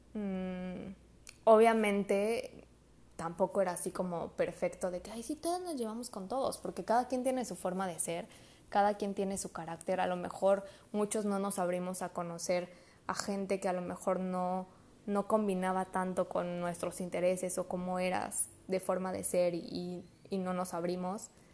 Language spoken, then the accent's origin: Spanish; Mexico; como buenos mexicanos